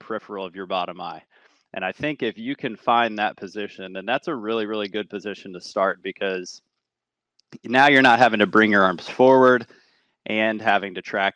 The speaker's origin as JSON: {"language": "English", "region": "Virginia", "country": "United States", "tie": "born or raised there", "moved": "yes", "lives_now": "California, United States", "said": "where I grew up in Virginia"}